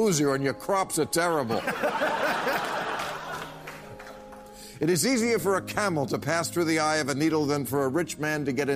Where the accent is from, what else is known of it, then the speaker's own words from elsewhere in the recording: New Jersey, United States; moved away; also born or lived in New York; I grew up in New Jersey.